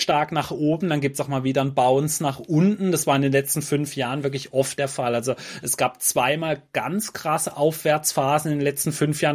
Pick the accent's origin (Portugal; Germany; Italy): Germany; bei uns in Deutschland